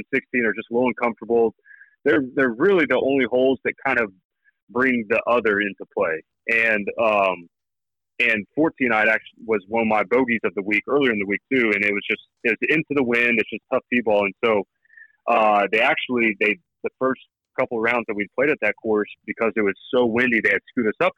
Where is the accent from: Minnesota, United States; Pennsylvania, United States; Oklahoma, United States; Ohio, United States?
Oklahoma, United States; I'm from Oklahoma. I went to Oklahoma State. I still live in Oklahoma